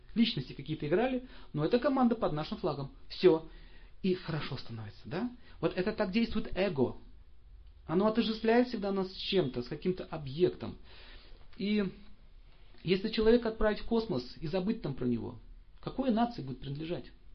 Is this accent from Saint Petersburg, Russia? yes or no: yes; Saint Petersburg, Russia; я родился в Ленинграде